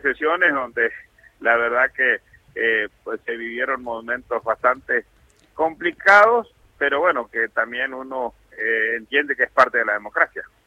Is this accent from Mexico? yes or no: no; General San Martín, Chaco, Argentina; la comunidad de General San Martín en la provincia del Chaco, de donde soy